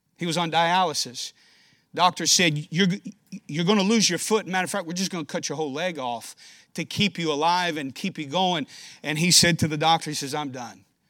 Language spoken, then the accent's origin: English; Danville, Kentucky, United States; moved away as an adult; now in Rochester, United States; I'm a Kentucky boy, born and raised in Danville, Kentucky, small town